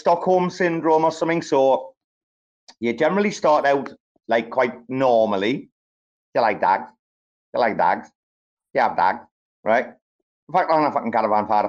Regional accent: England, United Kingdom; I'm English

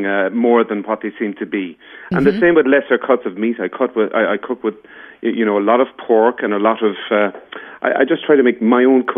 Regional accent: Dungarvan, Munster, Ireland; moved away as an adult; also born or lived in London / Dublin; Dungarvan is my hometown, and I moved home 15 years ago now

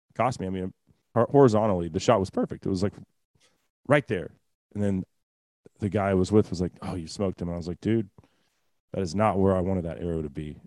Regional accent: Texas, United States; as a Texan

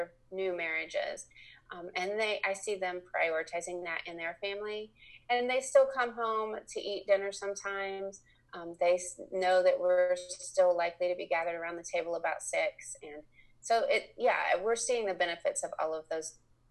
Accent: Indiana, United States; moved away as an adult; now in Lexington, Kentucky, United States; I was raised in Indiana, but we've lived here since 1990

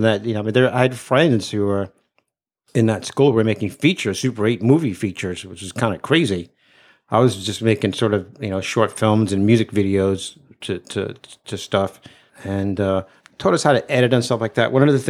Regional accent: Brooklyn, New York, United States; I grew up in Brooklyn, still live there, from there.

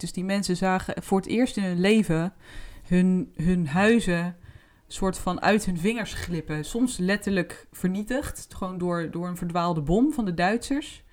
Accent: Netherlands; wij zijn Nederlanders

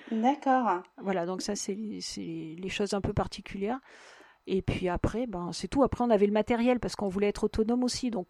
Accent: Peru; born there; moi je suis née au Pérou, donc pour moi c'est un continent enfin le Pérou déjà un pays en tant que pays

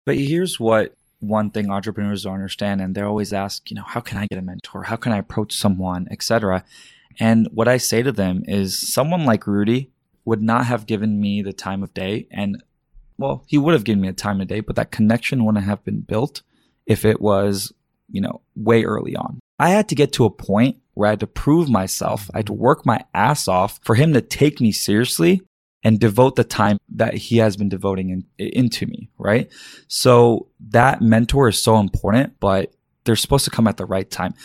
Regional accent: Dallas, Texas, United States; also born or lived in Karachi, Pakistan / Virginia / Florida / Carrollton, Texas; moved from Virginia for a year, Florida for a year, settled in Dallas, Texas

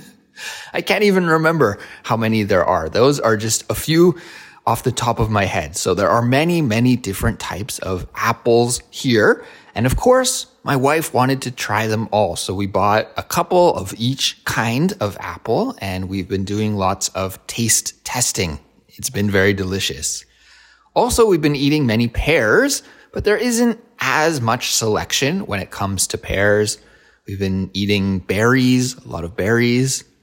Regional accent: Kelowna, British Columbia, Canada; moved away as an adult; now in Korea; Kelowna, which is my hometown

